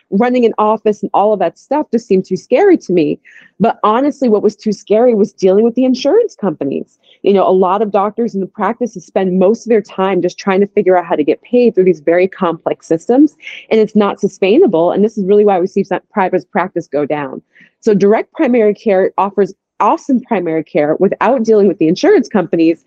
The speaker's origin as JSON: {"language": "English", "town": "Boston", "region": "Massachusetts", "country": "United States", "moved": "as an adult", "lives_now": "Atlanta, United States", "said": "I live in Atlanta. It's been my home for just about 20 years now, although I come from Boston. I came down here to go to school"}